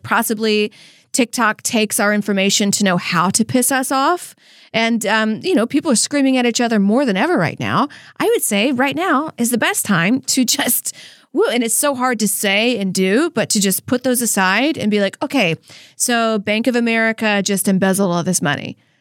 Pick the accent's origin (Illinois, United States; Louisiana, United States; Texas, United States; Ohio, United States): Louisiana, United States; moved away; how I was raised in Louisiana